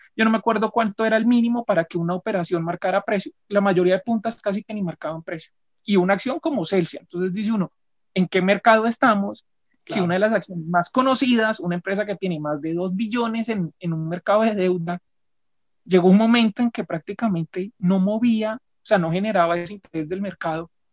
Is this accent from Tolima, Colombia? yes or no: yes; Tolima, Colombia; soy tolimense